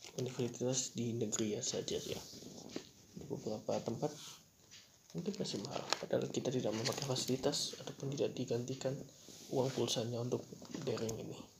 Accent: Java, Indonesia; aku orang Jawa juga

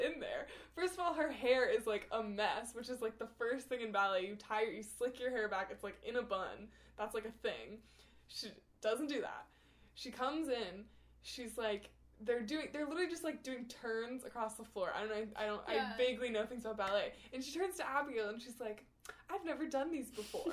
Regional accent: United States; We're American.

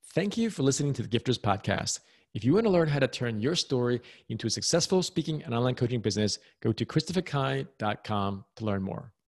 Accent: United States; I'm American

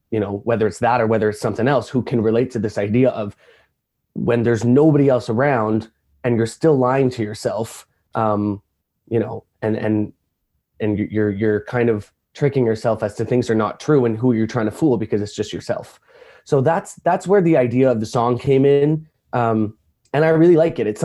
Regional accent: Toronto, Ontario, Canada; I am a artist from Toronto, Canada

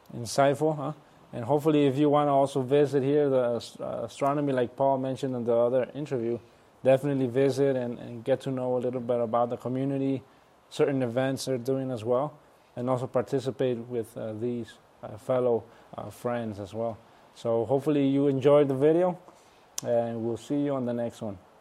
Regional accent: Nayarit, Mexico; my hometown, my home state, Nayarit, in Mexico

